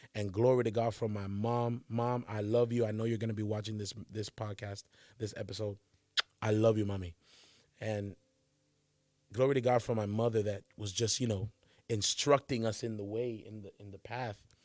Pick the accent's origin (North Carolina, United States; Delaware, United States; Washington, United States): North Carolina, United States; Charlotte; I'm from Charlotte, North Carolina is where I grew up